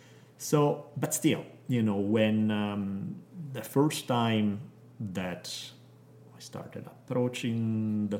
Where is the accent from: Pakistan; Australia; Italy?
Italy; moved away; Growing up in Italy